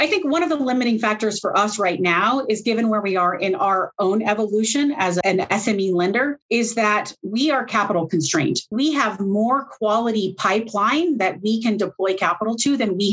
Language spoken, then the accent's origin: English; United States; I am an American, but I am the only American-based employee in my entire firm